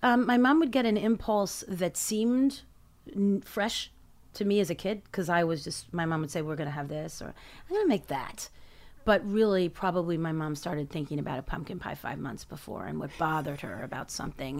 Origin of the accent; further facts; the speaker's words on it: New York City, New York, United States; I grew up in Midtown, across from the Carnegie Deli